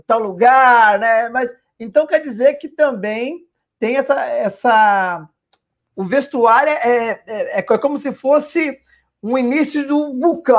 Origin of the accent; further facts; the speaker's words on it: São Paulo, Brazil; a gente é nascido e criado aqui na Brasilândia